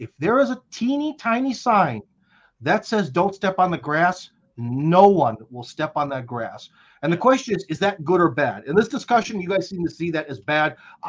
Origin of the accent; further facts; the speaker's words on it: Cleveland, Ohio, United States; moved away as an adult; now in Russia; I'm from Cleveland.